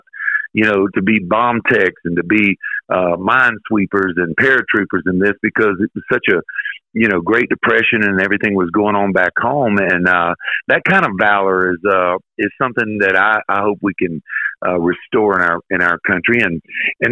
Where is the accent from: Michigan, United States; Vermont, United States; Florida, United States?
Florida, United States; moved away; when I moved back to Florida, my home state